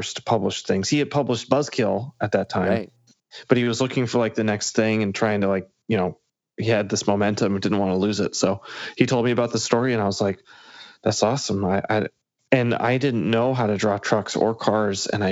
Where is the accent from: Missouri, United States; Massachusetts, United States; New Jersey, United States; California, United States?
Massachusetts, United States; moved away as an adult; also born or lived in Chicago; I lived in Chicago from college on, and I grew up in Massachusetts